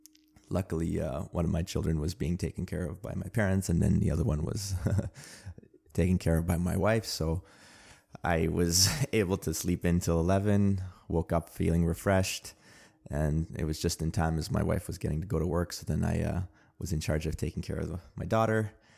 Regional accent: Armenia; born there; English is a second language; Armenian. I was born in a nation state of Armenia Actually, I was not born in a nation state of Armenia. I was born in the Soviet Union. I was born in the Armenian Republic of the Soviet Union.

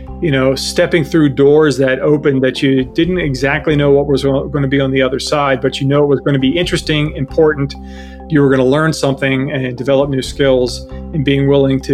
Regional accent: Baltimore, Maryland, United States; moved away; I grew up in Baltimore, so I had a chance to volunteer at Johns Hopkins University working in a lab

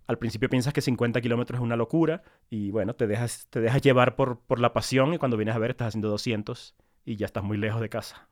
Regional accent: Maracaibo, Zulia, Venezuela; also born or lived in Caracas, Venezuela; now in Bogotá, Colombia; Yo crecí en Maracaibo, eh, muy mm. cerca del, nivel del mar

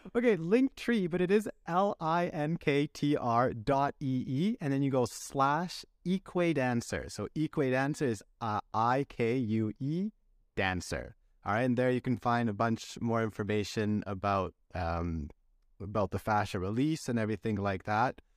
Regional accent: Canada; as a Canadian

